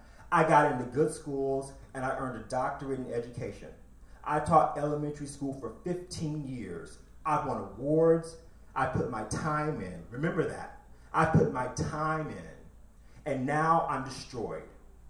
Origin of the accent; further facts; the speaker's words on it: Janesville, Wisconsin, United States; growing up in Janesville, Wisconsin wasn't a carnival for me either